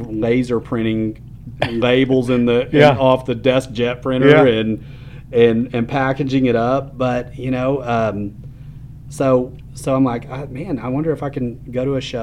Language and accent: English; West Texas, United States; growing up in West Texas